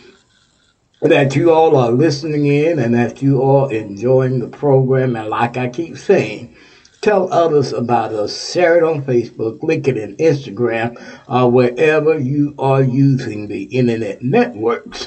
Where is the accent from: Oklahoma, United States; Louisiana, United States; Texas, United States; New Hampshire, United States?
Texas, United States; now in Ohio, United States; Texas, my home state, Texas